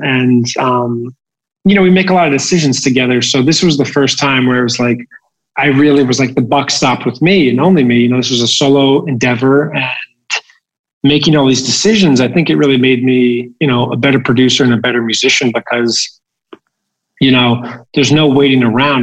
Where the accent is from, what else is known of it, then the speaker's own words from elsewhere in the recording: New Jersey, United States; growing up in New Jersey, uh, we were like the only family not to have cable TV